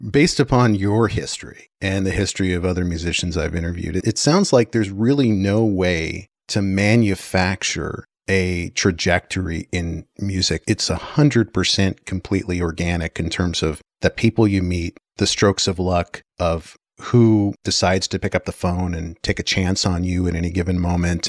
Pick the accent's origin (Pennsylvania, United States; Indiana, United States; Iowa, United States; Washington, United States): Washington, United States; also born or lived in Houston, Texas; I grew up in Washington, spent some time in Texas, came back